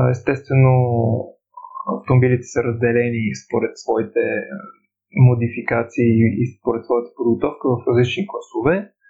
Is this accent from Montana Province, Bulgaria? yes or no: no; Pleven, Pleven Province, Bulgaria; от Плевен съм